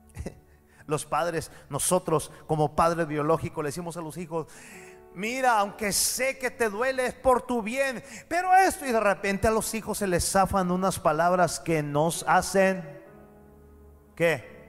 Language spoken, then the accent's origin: Spanish; Mexico; pero yo soy mexicano